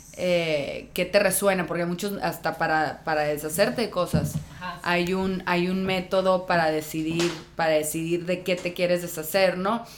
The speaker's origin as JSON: {"language": "Spanish", "town": "Tijuana", "region": "Baja California", "country": "Mexico", "also_born_or_lived": "Guadalajara", "moved": "as an adult", "said": "yo soy de Tijuana"}